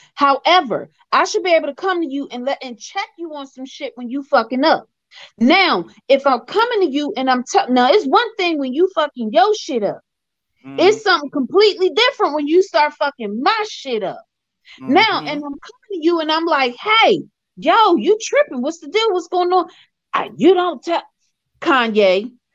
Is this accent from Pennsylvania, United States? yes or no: yes; Philadelphia, Pennsylvania, United States; I'm from Philly